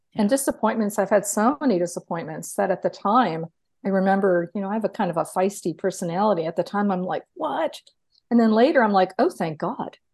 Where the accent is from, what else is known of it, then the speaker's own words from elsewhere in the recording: New York, United States; moved away; I'm originally from New York. I didn't even grow up with a car